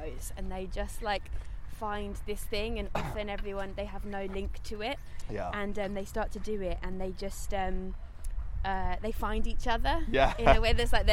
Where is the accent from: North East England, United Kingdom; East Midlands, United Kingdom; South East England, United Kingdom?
South East England, United Kingdom; Kent; now in London, United Kingdom; I'm from Kent, I'm from the countryside, and so I grew up on a farm